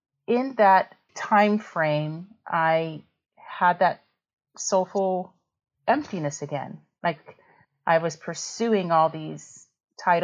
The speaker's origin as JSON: {"language": "English", "region": "West Virginia", "country": "United States", "tie": "born or raised there", "also_born_or_lived": "Iowa", "moved": "as an adult", "said": "In my hometown. I'm from West Virginia and I went to WVU for my undergrad in biology"}